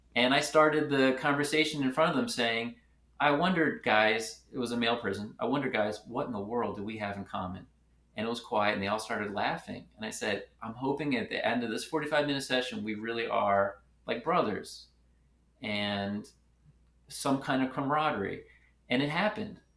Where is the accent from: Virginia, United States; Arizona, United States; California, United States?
Virginia, United States; Richmond; moved away as an adult; also born or lived in Philadelphia / Atlanta; now in Memphis, United States; I was born in Philadelphia. I grew up in Richmond, Virginia